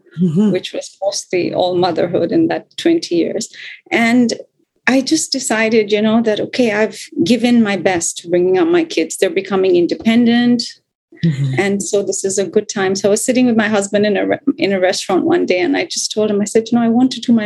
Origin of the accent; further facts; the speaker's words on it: Bangkok, Thailand; also born or lived in India / Los Angeles; I live in Bangkok, Thailand, which is in Southeast Asia. And this is really my home where I live most of my life.